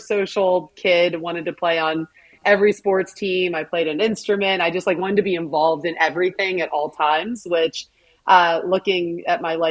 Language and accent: English; Pittsburgh, Pennsylvania, United States; I was born in Pittsburgh, Pennsylvania